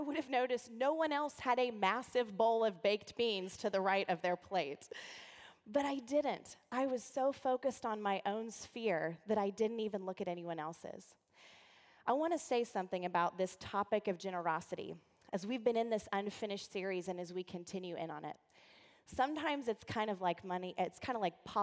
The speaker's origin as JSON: {"language": "English", "region": "the South", "country": "United States", "said": "I'm from the South"}